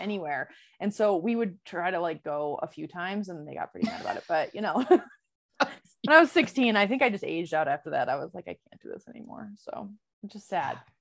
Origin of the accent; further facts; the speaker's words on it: Michigan, United States; in my neighborhood where I grew up in Michigan